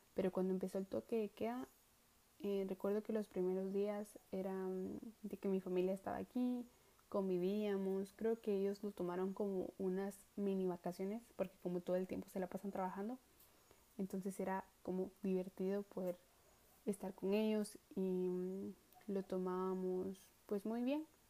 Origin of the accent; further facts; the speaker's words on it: Coatepeque, Quetzaltenango, Guatemala; now in Quetzaltenango, Guatemala; nací el 25 de abril del año 2002 en la ciudad de Coatepeque, departamento de Quetzaltenango. Siempre he vivido en Coatepeque